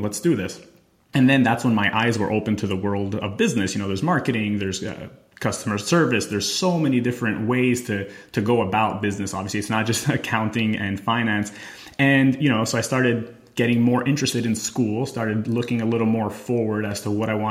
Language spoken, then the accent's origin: English; Montreal, Quebec, Canada; moved away as an adult; also born or lived in Albany, New York / Thailand / Italy; I left Canada. I'm from Montreal.